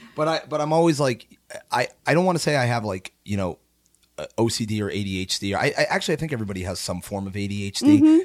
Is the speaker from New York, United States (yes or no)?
no; Naugatuck, Connecticut, United States; also born or lived in Shelton, Connecticut / Ludlow, Vermont; Originally from Naugatuck, Connecticut